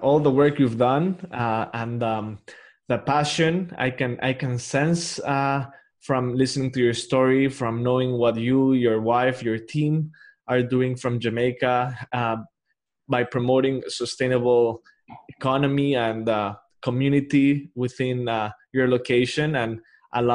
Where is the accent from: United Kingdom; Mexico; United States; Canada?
Mexico; moved away; I'm from Mexico originally